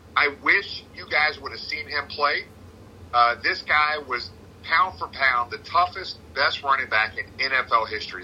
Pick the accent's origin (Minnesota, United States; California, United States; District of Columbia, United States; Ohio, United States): Ohio, United States; Cincinnati; born and raised in Cincinnati. My city, my team